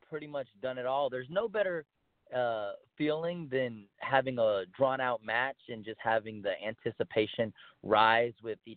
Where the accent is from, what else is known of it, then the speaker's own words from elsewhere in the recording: El Paso, Texas, United States; Uh, well, I grew up in El Paso, Texas.